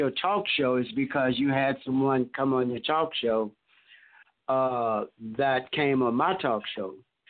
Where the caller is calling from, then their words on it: Rio Linda, California, United States; I'm calling from Rio Linda, California.